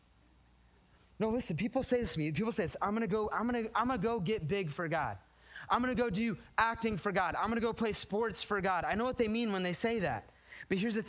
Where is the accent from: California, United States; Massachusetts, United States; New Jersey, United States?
California, United States; moved away; We're from California